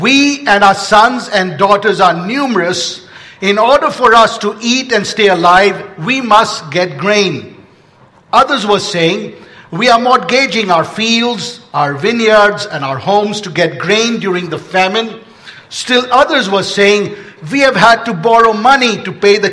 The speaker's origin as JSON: {"language": "English", "country": "India", "tie": "born or raised there", "moved": "yes", "said": "I grew up in India."}